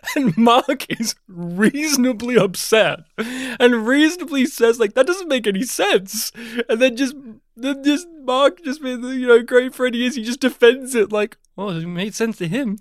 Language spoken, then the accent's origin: English; New South Wales, Australia; moved away as an adult; now in Melbourne, Australia; even though I've not lived in my hometown for well over a decade now, I'm still used to the summer heat of, uh, my home state of New South Wales